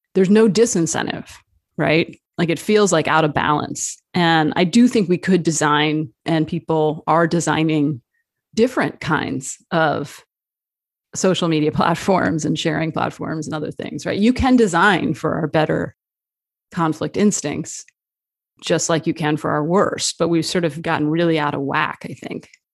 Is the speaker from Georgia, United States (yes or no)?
no; New Jersey, United States; also born or lived in Arizona; I uh, was born in Arizona. I grew up in New Jersey